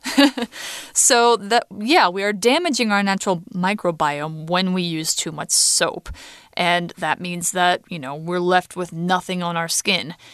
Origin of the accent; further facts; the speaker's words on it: United States; now in Taiwan; in the US